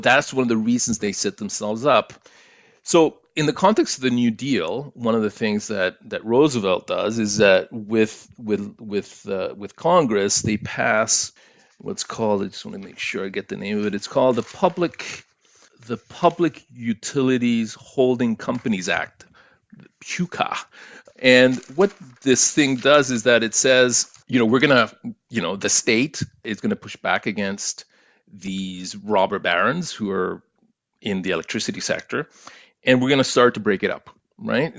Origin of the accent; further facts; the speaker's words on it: Chile; now in Toronto, Canada; being an, an immigrant to Canada, and kinda looking at what happened in my home country of Chile.